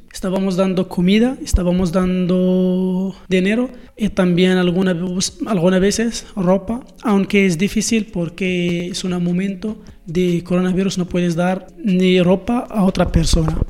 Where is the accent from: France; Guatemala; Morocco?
Morocco; Spanish is a second language; moved away as an adult; also born or lived in Marrakech; soy una joven marroquí de 21 años